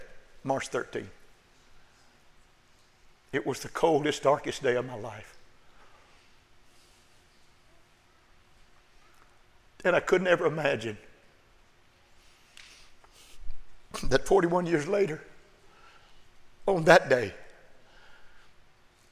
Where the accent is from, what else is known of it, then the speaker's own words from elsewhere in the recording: Oklahoma, United States; now in Austin, United States; I'm a pastor. And I was born in Oklahoma